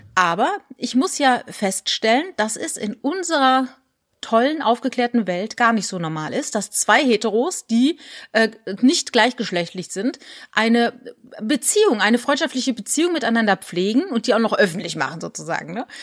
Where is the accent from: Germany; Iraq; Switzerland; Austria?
Germany; Rhineland-Palatinate; moved away; also born or lived in Landau; ich bin ja in der Pfalz groß geworden